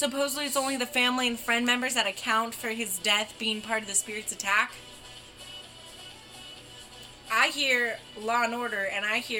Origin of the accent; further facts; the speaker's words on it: the South, United States; accent: Southern; Well, my Southern accent always turns Jersey because I'm like 1% European Jew